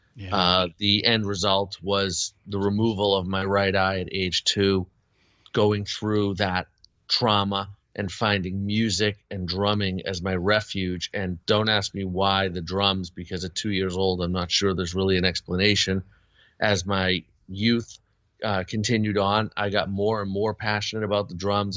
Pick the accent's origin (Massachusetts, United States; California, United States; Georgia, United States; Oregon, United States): Massachusetts, United States; Boston; I grew up in the Boston area